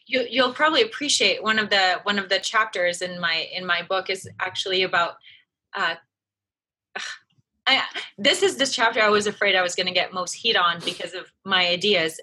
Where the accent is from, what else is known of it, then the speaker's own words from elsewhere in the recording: France; moved away; I was raised in France. My mom is French. My dad was American.